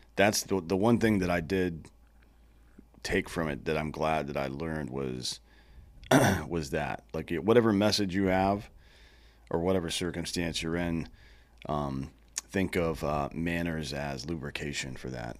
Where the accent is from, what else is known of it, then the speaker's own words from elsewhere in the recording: Southeast, United States; I'm from the Southeast